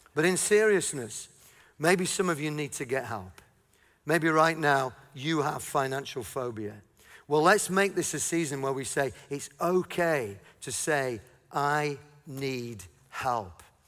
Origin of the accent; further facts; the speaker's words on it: Yorkshire and the Humber, United Kingdom; I'm from Yorkshire.